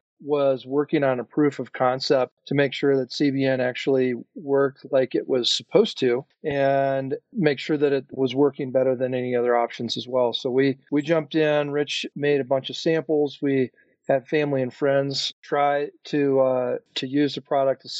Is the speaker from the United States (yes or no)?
yes; Minnesota, United States; now in Colorado, United States; I grew up in Minnesota, but have been living in Colorado since 1995